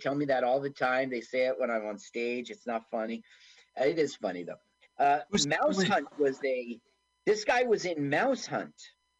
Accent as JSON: {"language": "English", "region": "East Coast", "country": "United States", "said": "I'm from the East Coast, not Florida."}